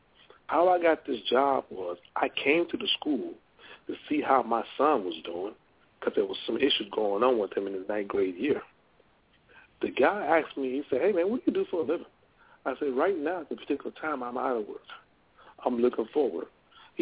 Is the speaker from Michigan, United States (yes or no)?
no; Louisiana, United States; I'm from Louisiana